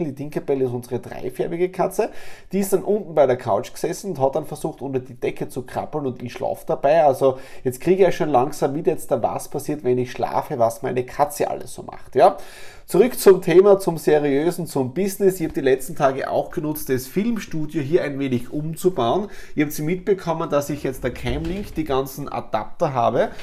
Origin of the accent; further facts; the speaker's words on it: Austria; bei uns in Österreich